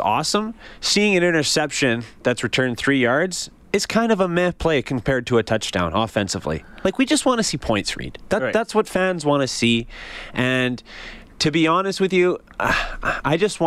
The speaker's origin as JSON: {"language": "English", "town": "Edmonton", "region": "Alberta", "country": "Canada", "tie": "born or raised there", "said": "I grew up mainly in Edmonton"}